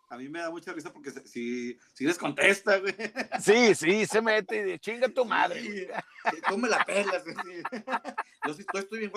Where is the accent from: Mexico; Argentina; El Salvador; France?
Mexico; somos, somos mexicanos.